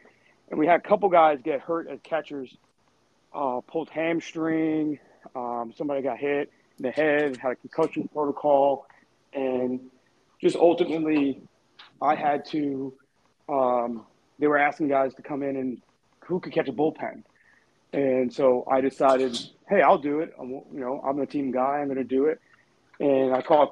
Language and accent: English; New York City, New York, United States; I grew up in Brooklyn